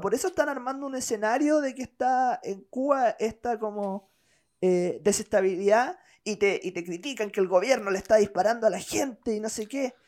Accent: Chile

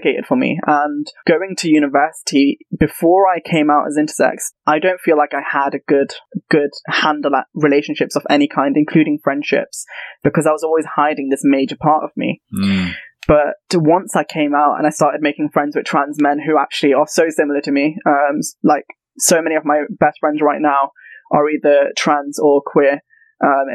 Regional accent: Leicester, East Midlands, United Kingdom; I'm from Leicester, which is up north in the Midlands

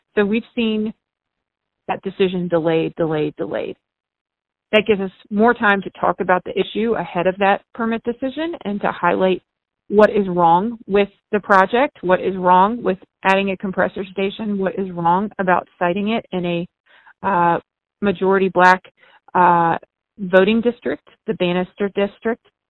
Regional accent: Chesterfield County, Virginia, United States; also born or lived in Henrico County, Virginia; now in Henrico, United States; I grew up in Chesterfield

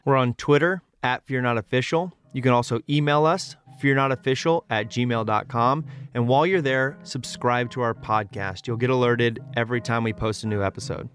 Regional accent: Texas, United States; I grew up in Texas

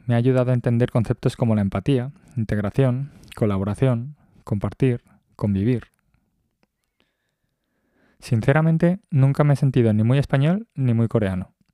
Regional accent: Madrid, Community of Madrid, Spain; Nací y crecí en Madrid en una familia surcoreana. Eso tuvo sus implicaciones de cara a crecer en un país con una cultura diametralmente opuesta a la cultura de mi familia.

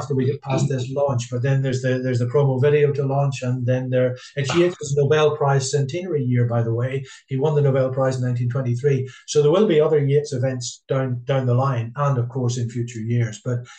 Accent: Ballycastle, Northern Ireland, United Kingdom; I come from Ballycastle.

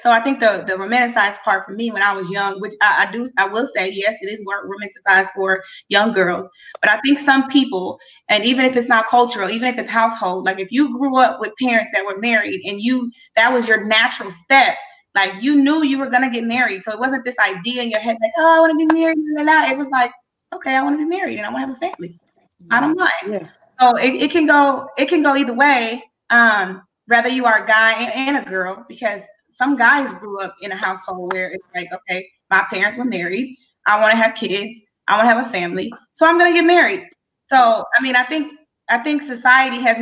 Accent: Haiti; moved away; I'm originally from Haiti

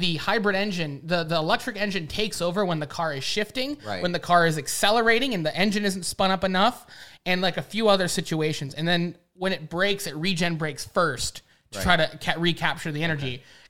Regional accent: United States; I'm an American

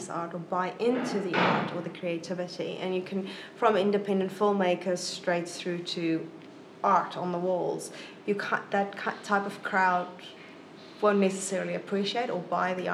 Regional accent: South Africa; moved away as an adult; now in Wellington, New Zealand; South Africa.

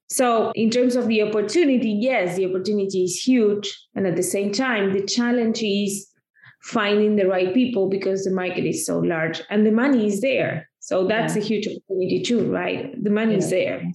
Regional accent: Argentina; now in United States; I come from Argentina, oh, okay. where I grew up

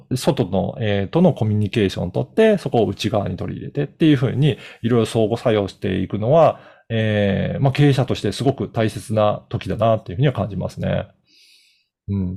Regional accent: Okayama, Japan; moved away; 私実家が岡山

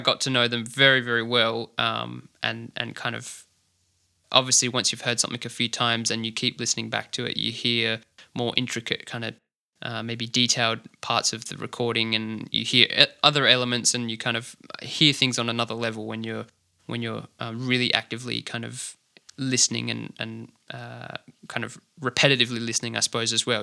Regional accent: Adelaide, South Australia, Australia; grew up in the inner southern suburbs, so Kingswood, kinda Unley area is where I'm, where I'm from

